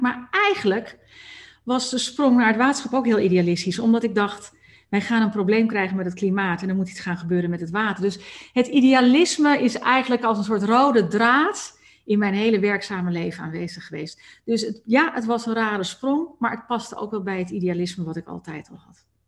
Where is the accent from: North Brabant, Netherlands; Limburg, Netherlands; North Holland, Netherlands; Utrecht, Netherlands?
North Holland, Netherlands; Amsterdam; moved away; ik kom nou notabene uit Amsterdam oorsprong, daar ben ik opgegroeid